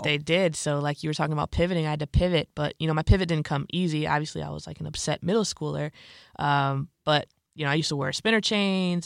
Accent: Bolingbrook, Illinois, United States; I was born and raised in Bolingbrook, Illinois, which is where my parents live currently. It's like a southwest suburb of Chicago

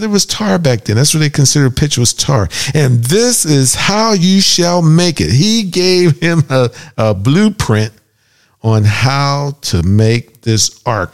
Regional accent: Pittsburgh, Pennsylvania, United States

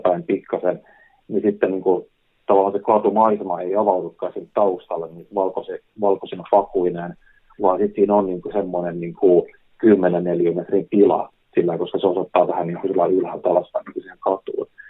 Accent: Helsinki, Uusimaa, Finland; mun kotikaupunki, niin Helsingin

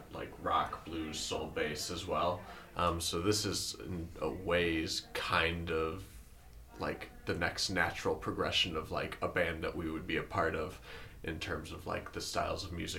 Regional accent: Elgin, Illinois, United States; We're from Elgin, you know, North Burbs area.

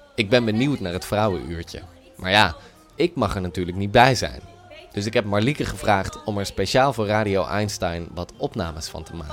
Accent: Netherlands; wij hebben als Nederlanders natuurlijk eh, een samenleving die heel pluriform is

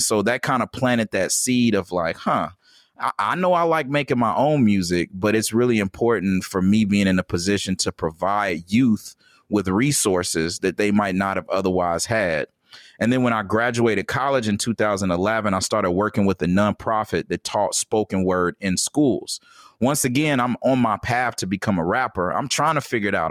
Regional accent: Gary, Indiana, United States; I was born in Gary, Indiana

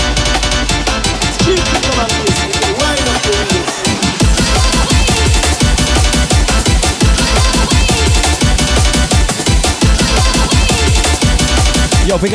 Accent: Southampton, South East England, United Kingdom; my hometown crew, Southampton, UK.

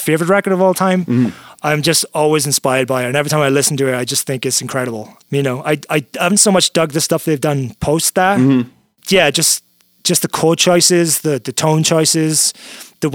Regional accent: United Kingdom; I grew up in Britain

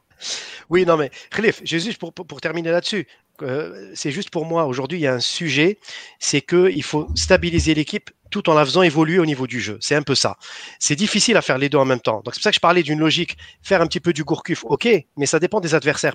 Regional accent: Algeria; on est des Algériens

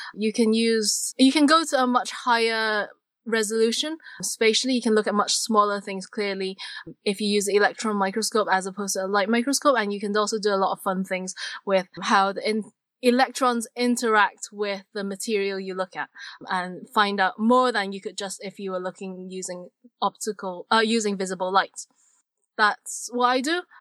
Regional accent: Hong Kong; I come from Hong Kong

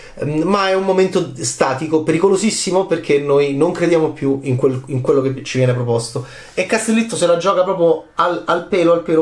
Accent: Rome, Lazio, Italy; da romano

